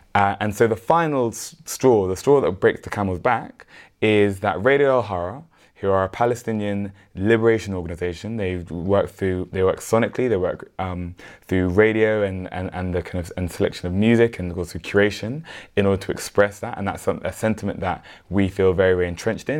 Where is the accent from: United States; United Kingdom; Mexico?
United Kingdom; London; we're all from South London